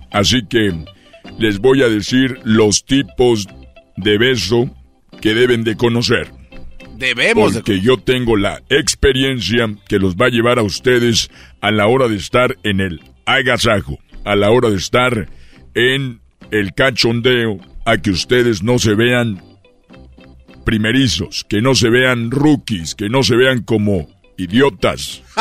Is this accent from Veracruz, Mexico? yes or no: no; Guanajuato, Mexico; Soy de Guanajuato y de Guanajuata.